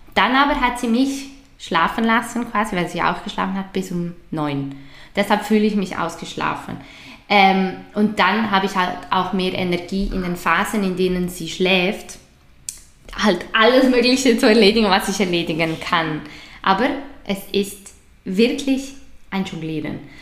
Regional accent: Switzerland; bei uns in der Schweiz

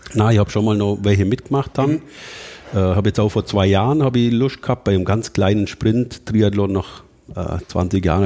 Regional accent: Allgäu, Bavaria, Germany; bei uns im Allgäu

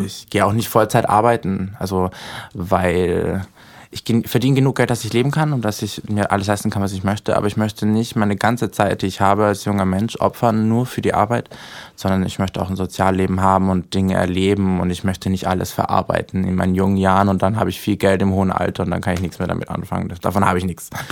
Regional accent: Austria; now in Berlin, Germany; ich komme ja eigentlich aus Österreich

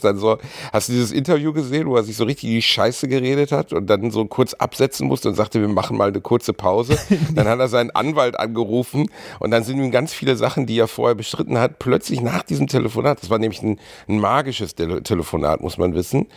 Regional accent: Gelsenkirchen, North Rhine-Westphalia, Germany; wo ich aufgewachsen bin zum Beispiel, Gelsenkirchen-Rothausen ist jetzt alles andere als ein, ein, schöner Ort gewesen

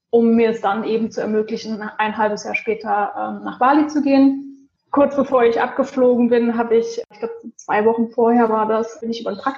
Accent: Rhineland, Germany; ich bin ähm, ursprünglich eigentlich aus dem Rheinland, ähm, habe jetzt die letzten Jahre in Bonn gewohnt

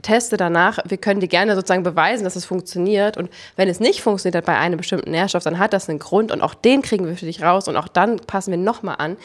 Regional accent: Potsdam, Brandenburg, Germany; wir kommen aus Potsdam

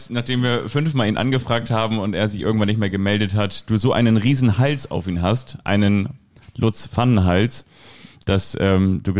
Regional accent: Bad Kreuznach, Rhineland-Palatinate, Germany; born there; Ich bin in Bad Kreuznach geboren.

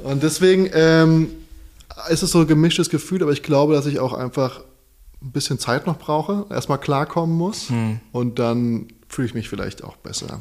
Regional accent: Darmstadt, Hesse, Germany; now in Berlin, Germany; ich zu Hause, wo ich herkomme, 30 Minuten wohin fahre, dann bin ich quasi von Darmstadt nach Frankfurt, von Darmstadt nach Heidelberg

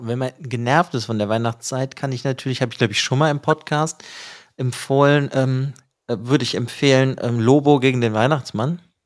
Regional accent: Bonn, North Rhine-Westphalia, Germany; wir als Bonner

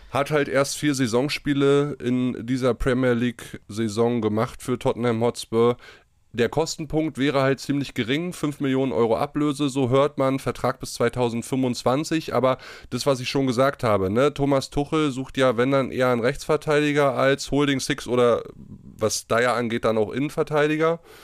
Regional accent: Gramzow, Brandenburg, Germany; moved away; Mein Dorf, der VfB Gramso

